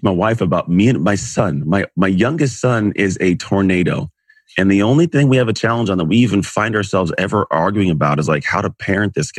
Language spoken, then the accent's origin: English; Antioch, California, United States; now in Walnut Creek, United States; Grew up in a town called Antioch, California